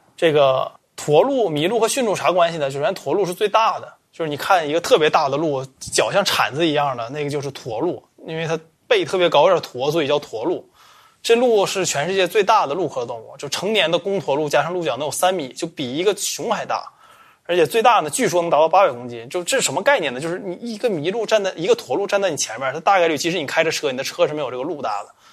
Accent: Changchun, Jilin, China; also born or lived in Qiqihar, Heilongjiang; 我是长春人

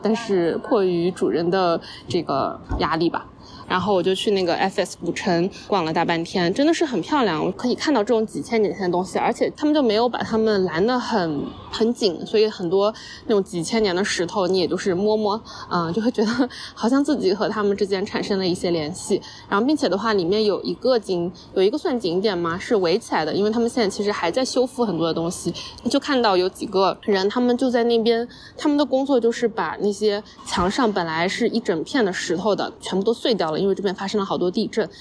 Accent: China; 我说我是中国的

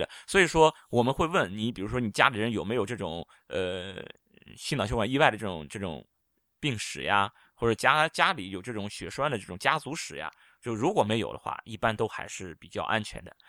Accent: China; 我们中医有很多这种调经的药啊，博大精深，我们中国人都是受益匪浅。

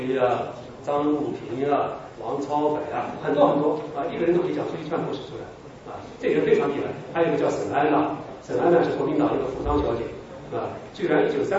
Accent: Wuhan, Hubei, China; 我们尊敬的董老爷是我们武汉人，就是湖北人

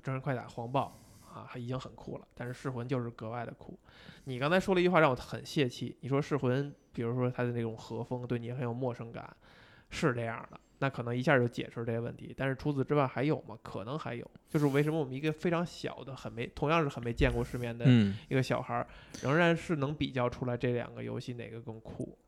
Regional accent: China; 以我们中国人这种

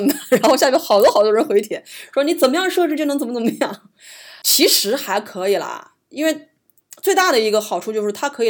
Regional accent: Hunan, China; 我们湖南人不吃这玩意儿，

